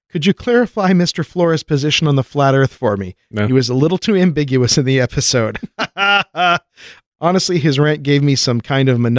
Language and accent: English; United Kingdom; I'm British, so I have no idea who he is.